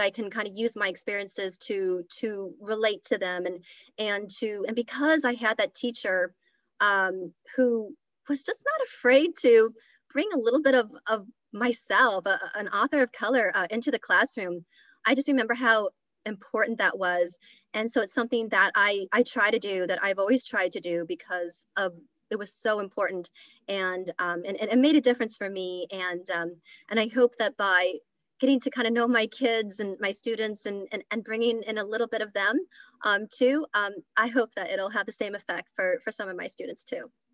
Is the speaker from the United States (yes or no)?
yes; Lincoln, Nebraska, United States; now in Wilmington, United States; I grew up in Lincoln, Nebraska, and I grew up in a very uh, white world, very Midwestern